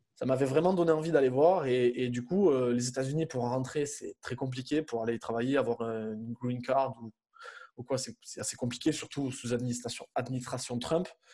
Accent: Avignon, Provence-Alpes-Côte d'Azur, France; moved away as an adult; also born or lived in Montpellier; je suis originaire d'Avignon

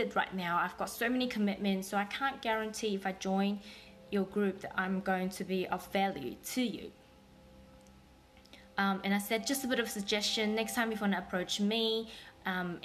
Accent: Taiwan; also born or lived in New Zealand; now in Australia; I was born in Taiwan, lived in New Zealand for 12 years, and moved to Australia about 15 years ago

